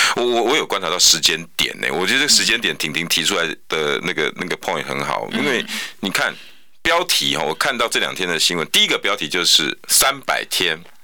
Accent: Taiwan; 地球村啊，我们台湾人不能自立于世界之外啊。

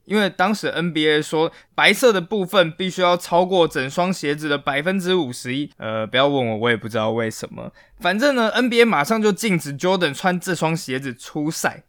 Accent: Taiwan; 我们台湾人

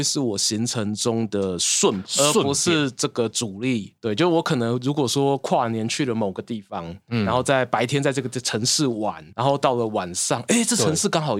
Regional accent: Yilan County, Taiwan; 我小时候住乡下嘛，住宜兰乡下

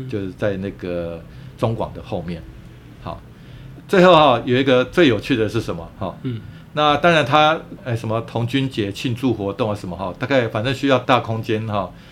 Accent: Yilan County, Taiwan; 我们宜兰人

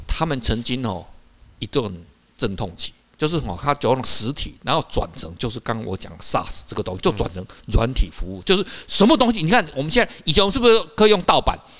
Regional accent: Taiwan; 我们台湾人比较不知道

